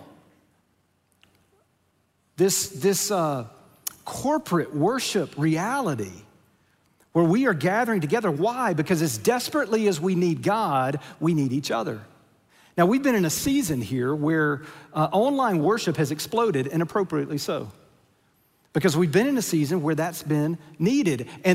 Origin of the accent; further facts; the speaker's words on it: United States; we're American